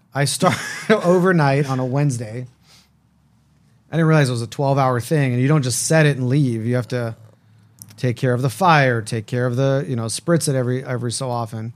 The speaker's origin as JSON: {"language": "English", "town": "Las Vegas", "region": "Nevada", "country": "United States", "tie": "born or raised there", "said": "when I grew up in Las Vegas, I was a part of the B'nai B'rith Youth Organization"}